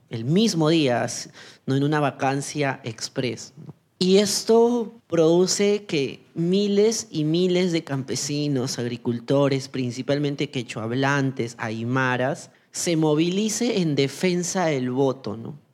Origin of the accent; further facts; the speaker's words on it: Ica, Peru; also born or lived in Ayacucho; now in Lima, Peru; yo soy una joven trans afroandina de la zona sur de, Perú. Nací en, en Ayacucho, crecí en Ica y hace muy poco tiempo estoy en Lima.